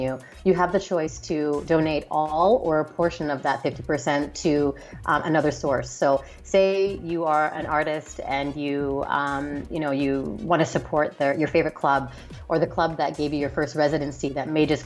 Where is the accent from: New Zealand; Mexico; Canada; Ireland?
Canada; moved away; I'm Canadian as well originally